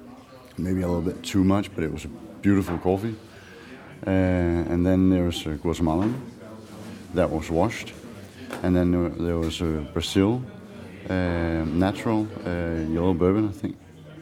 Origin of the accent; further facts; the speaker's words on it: Aarhus, Central Denmark Region, Denmark; English is a second language; I'm from Mokkerhausen, Aarhus.